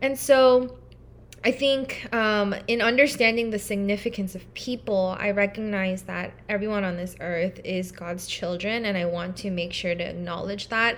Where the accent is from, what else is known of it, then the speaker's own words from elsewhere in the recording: Irvine, California, United States; moved away as an adult; now in Durham, United States; I am from Irvine, California